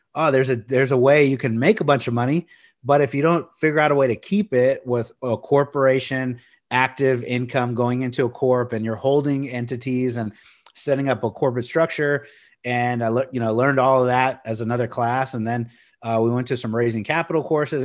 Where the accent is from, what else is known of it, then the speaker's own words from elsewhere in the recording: Corpus Christi, Texas, United States; I grew up in Corpus Christi, uh, near the beach